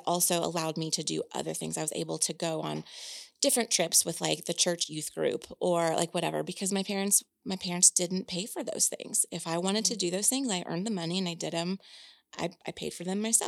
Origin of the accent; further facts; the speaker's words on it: Indiana, United States; I'm from Indiana, and that's the land of cornfields.